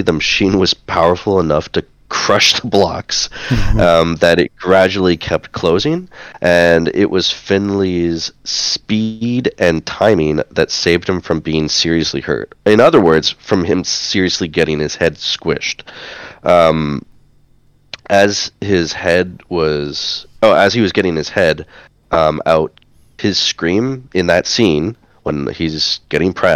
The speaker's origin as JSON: {"language": "English", "town": "Winnipeg", "region": "Manitoba", "country": "Canada", "tie": "born or raised there", "said": "my hometown in Winnipeg, Manitoba, Canada"}